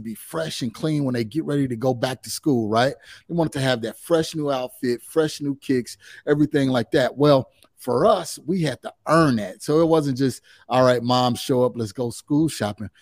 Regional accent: Chicagoland area, just south of Chicago, Illinois, United States; I'm originally from the Chicagoland area, uh, just, just south of Chicago

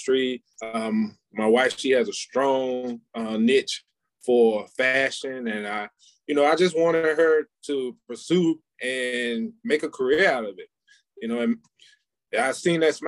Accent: Bluefield, West Virginia, United States; also born or lived in Macon, Georgia; now in North Carolina, United States; I'm originally from Bluefield, West Virginia, by way of Macon, Georgia.

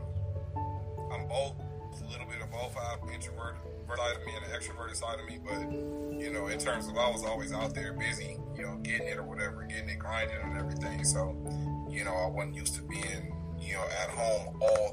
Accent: Pomona, California, United States; also born or lived in Los Angeles / Inland Empire; I was born in LA, of course, where most of us was born, but I was raised in Pomona

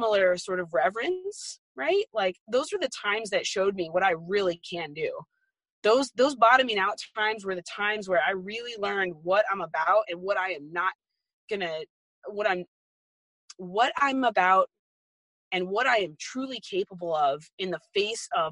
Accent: Arizona, United States; moved away; I grew up in Arizona

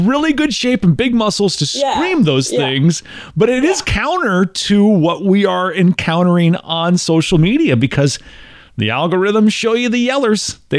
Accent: Midwest, United States; And growing up in the Midwest, I was told my entire life, be modest.

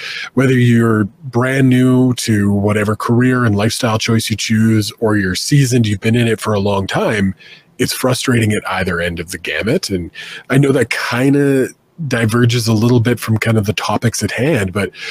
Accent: Canada; being Canadian always made it tough.

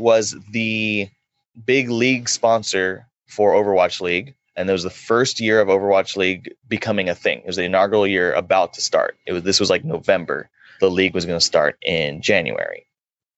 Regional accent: Dallas, Texas, United States; I'm born and raised in Dallas

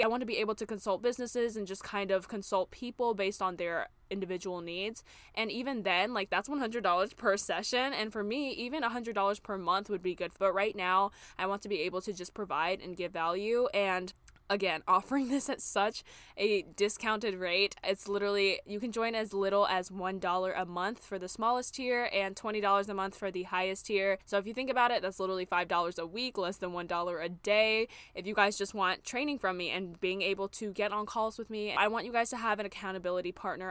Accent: Charlotte, North Carolina, United States; moved away as an adult; also born or lived in New York City; move back to my hometown of Charlotte, North Carolina

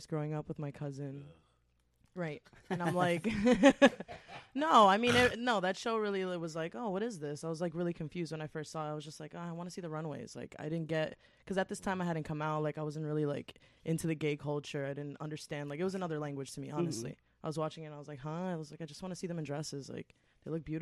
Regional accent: New Jersey, United States; also born or lived in Manhattan, New York; I was born in Manhattan. I grew up in Jersey

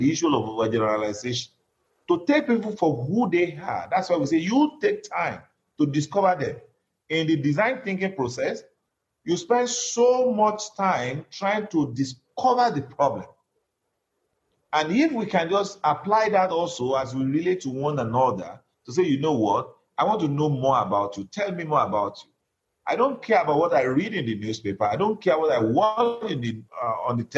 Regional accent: Nigeria; moved away

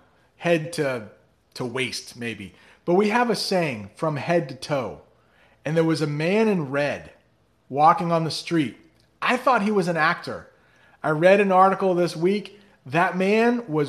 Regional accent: United States; I am an American

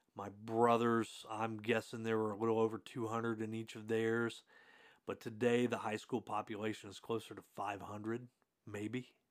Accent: Hartford City, Indiana, United States; I grew up in Hartford City, Indiana

